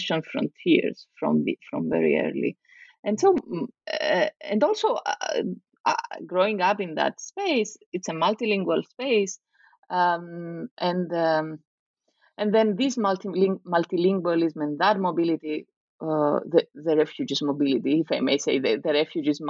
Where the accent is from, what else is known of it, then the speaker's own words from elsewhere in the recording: Nicosia, Nicosia District, Cyprus; moved away as an adult; also born or lived in Greece / Italy; I grew up in Cyprus, in Nicosia, as a daughter of a refugee family from the north, a Greek Cypriot refugee family.